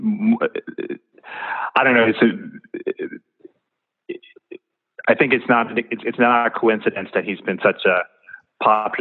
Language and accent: English; Kenya; growing up in Kenya